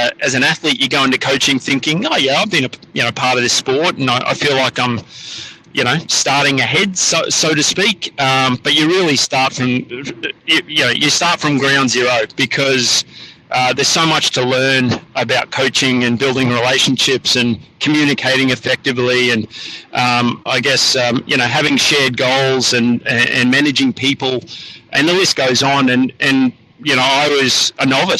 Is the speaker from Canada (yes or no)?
no; Queensland, Australia; moved away as an adult; also born or lived in United States; back in my home state in Queensland